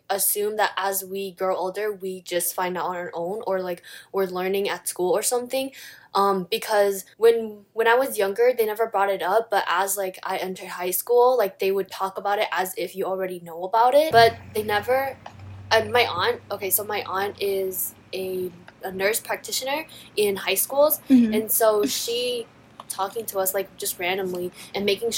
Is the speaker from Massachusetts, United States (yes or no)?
no; St. Paul, Minnesota, United States; I'm also from St. Paul, Minnesota